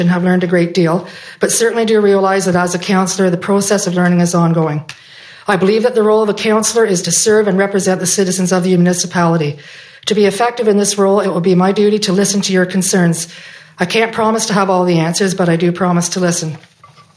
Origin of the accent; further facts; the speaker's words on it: Smiths Falls, Ontario, Canada; I was born and raised in Smiths Falls